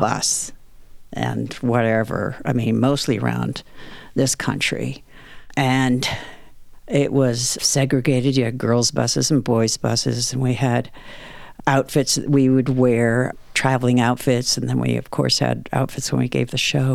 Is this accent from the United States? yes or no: yes; Greenwich, Connecticut, United States; I grew up in the Connecticut countryside